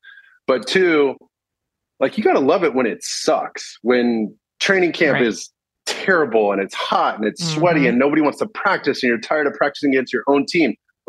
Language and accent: English; California, United States; being, from Southern California, 100% Mexican, Hispanic, mm-hmm. and seeing for the first time, you know, I grew up in Orange County, so we grew up much more white and American.